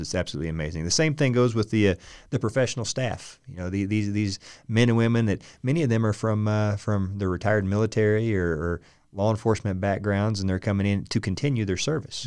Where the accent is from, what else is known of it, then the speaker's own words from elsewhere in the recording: Muskogee, Oklahoma, United States; I'm an …